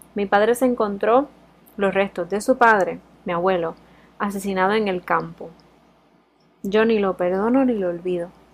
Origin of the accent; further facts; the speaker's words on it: Puerto Rico; now in Spain; soy de Puerto Rico y también estoy criada con un sistema americanizado